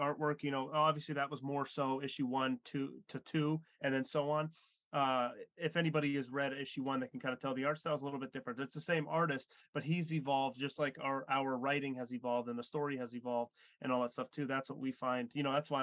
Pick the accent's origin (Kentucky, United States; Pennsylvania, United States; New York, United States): Pennsylvania, United States; Erie; We live in Erie and we're from Erie as well